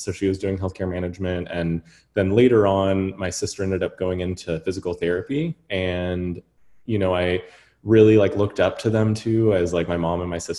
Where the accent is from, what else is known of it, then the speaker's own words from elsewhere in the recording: Atlanta, Georgia, United States; moved away as an adult; also born or lived in New Orleans / Chicago; right now I'm in Atlanta, where I grew up, but I'm originally from New Orleans, and we moved here. I basically grew up in Atlanta